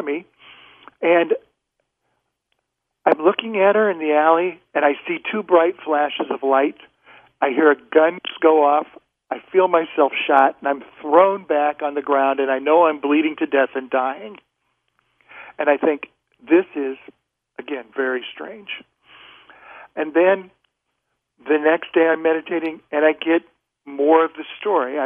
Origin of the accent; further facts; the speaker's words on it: Nebraska, United States; also born or lived in Boston; I was from Nebraska when I was a little kid